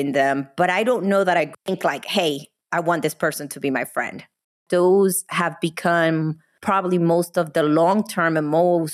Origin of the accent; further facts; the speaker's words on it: New Jersey, United States; moved away as an adult; now in Texas, United States; I'm from the East Coast